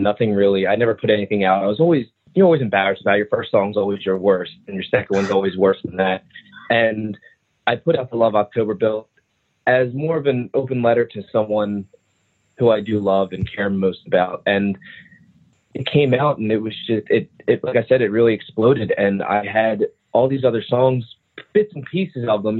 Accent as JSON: {"language": "English", "region": "New Jersey", "country": "United States", "said": "I'm from New Jersey"}